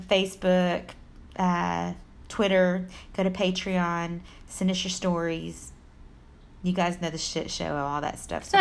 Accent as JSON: {"language": "English", "region": "Texas", "country": "United States", "said": "I'm from Texas. Belle told me I talk fast. I'm from Texas. We talk fast"}